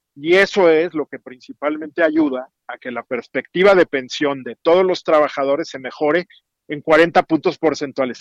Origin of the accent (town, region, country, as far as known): Mexico